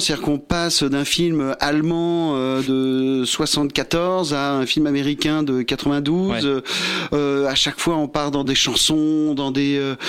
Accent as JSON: {"language": "French", "town": "Versailles", "region": "Île-de-France", "country": "France", "said": "nous, on vient de, la ville de Versailles"}